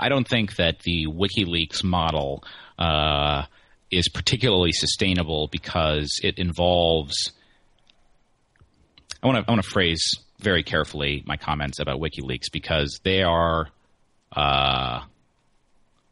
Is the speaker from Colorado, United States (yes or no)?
yes; Pueblo, Colorado, United States; now in Washington, D.C., United States; the Pueblo Chieftain, the paper of my hometown